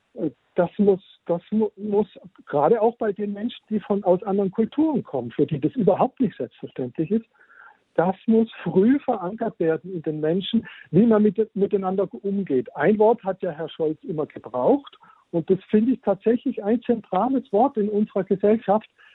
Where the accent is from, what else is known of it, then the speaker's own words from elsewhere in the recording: Germany; wir als Deutsche